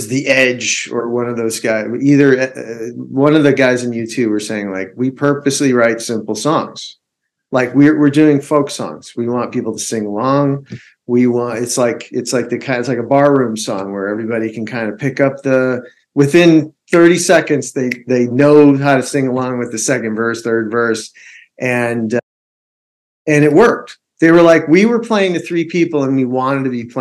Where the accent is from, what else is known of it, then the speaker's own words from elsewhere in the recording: Chicago, Illinois, United States; I'm Chicago